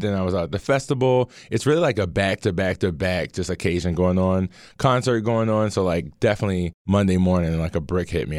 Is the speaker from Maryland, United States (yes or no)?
yes; Baltimore, Maryland, United States; as a black man growing up in Baltimore